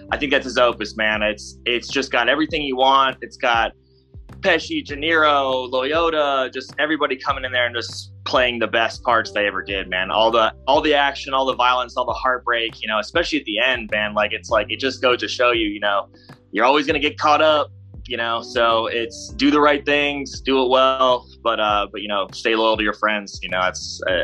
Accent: Cleveland, Ohio, United States; I'm originally from Cleveland

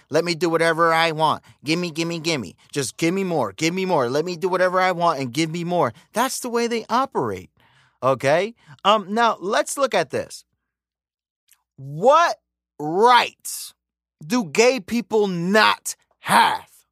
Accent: the same area as Pop Smoke, New York, United States; also born or lived in Dominican Republic (ancestry); We're from the same area. And, uh, I'm a Dominican. I'm American from Dominican parents.

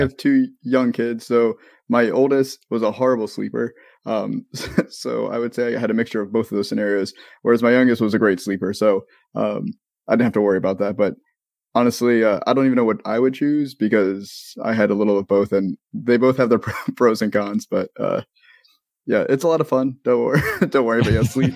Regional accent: Maryland, United States; now in Florida, United States; I'm from Maryland

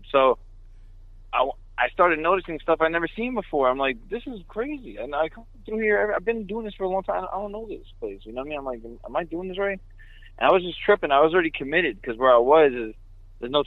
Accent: New York, United States; I'm from New York.

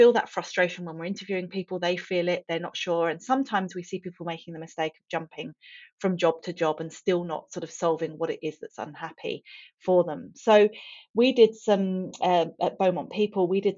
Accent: England, United Kingdom; moved away; I grew up in England, as you can probably tell from the accent.

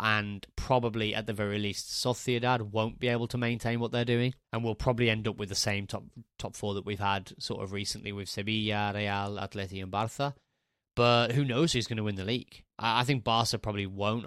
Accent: Walsall, West Midlands, United Kingdom; moved away as an adult; also born or lived in Spain; Warsaw, which is my hometown club. I'm from Warsaw in the Black Country

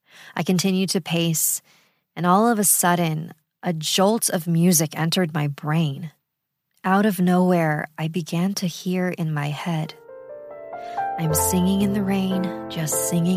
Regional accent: Las Vegas, Nevada, United States; moved away as an adult; now in Denver, United States; In the fall of 2014, I moved to Denver from my hometown of Las Vegas to start college and be closer to my dad and stepmom.

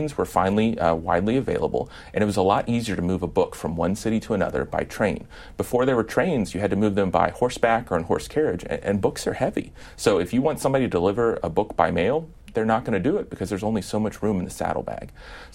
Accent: Midwest, United States; I'm from the Midwest

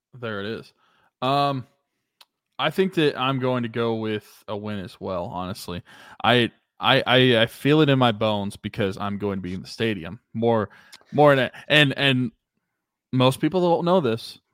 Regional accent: Pittsburgh, Pennsylvania, United States; moved away as an adult; it's been almost a year and a half since I've been home in Pittsburgh, which is the longest I've been away from Pittsburgh in my life.

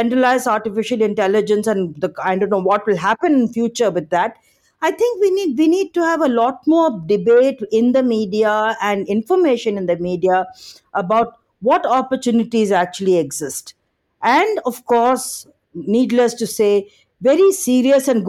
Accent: Andhra Pradesh, India; also born or lived in Tamil Nadu; I come from Tamil Nadu, and then I'm sure and studied all my life in Andhra

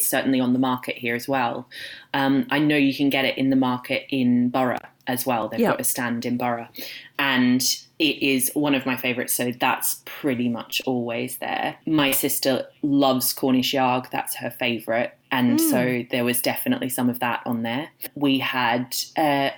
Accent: Australia; moved away; I grew up in Australia

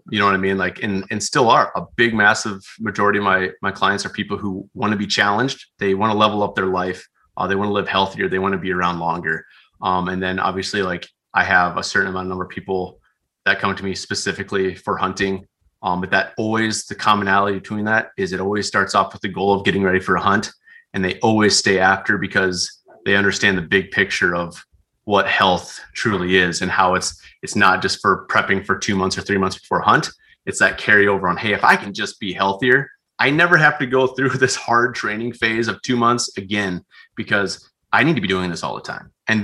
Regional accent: South Dakota, United States; I grew up out in Western South Dakota, Central and Western South Dakota.

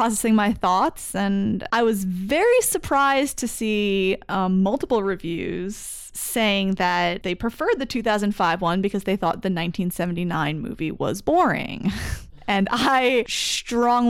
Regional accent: Belmar, New Jersey, United States; moved away; also born or lived in St. Louis / Cincinnati; where I grew up in Belmar, New Jersey

